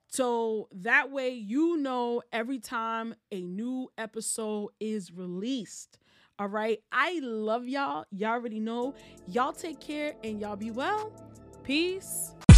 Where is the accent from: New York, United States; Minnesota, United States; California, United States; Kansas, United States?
New York, United States; as a native New Yorker